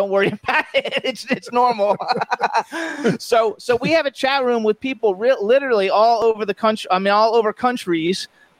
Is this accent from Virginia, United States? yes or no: no; Florida, United States; I'm from Florida